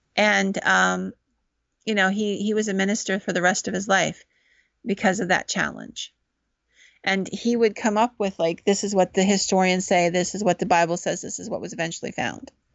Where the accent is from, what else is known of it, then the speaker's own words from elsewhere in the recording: Williamsburg, Pennsylvania, United States; accent: Central Pennsylvania; I'm from Williamsburg